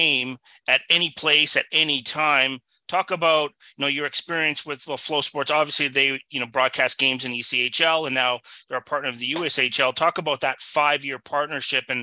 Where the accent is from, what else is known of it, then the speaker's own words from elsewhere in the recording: Canada; As a Canadian